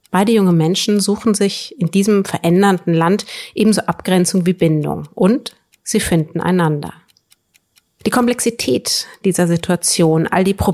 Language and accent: German; Northern Germany, Germany; Erstens bin ich Norddeutsche, da geht's schon mal los.